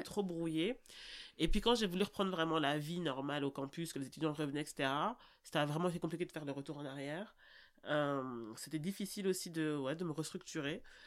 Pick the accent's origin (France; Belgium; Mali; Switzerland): Belgium; Brussels, Brussels-Capital Region; also born or lived in Anderlecht / Forest; now in Drogenbos, Belgium; je suis une bruxelloise pure jus. Euh, je suis née à 1000 Bruxelles à l'hôpital Saint-Jean, à Rogier, donc vraiment euh, voilà. Ensuite j'ai grandi en Derlecht